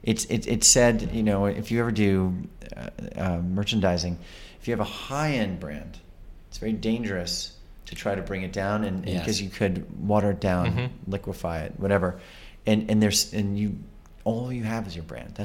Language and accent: English; New York, United States; being a New Yorker